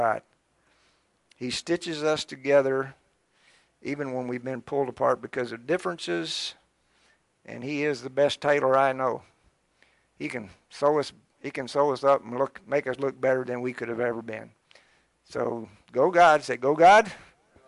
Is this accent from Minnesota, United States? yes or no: no; Scott County, Harrison County, Kentucky, United States; I grew up in Scott County, in Harrison County, and I don't think that I knew but about one black family.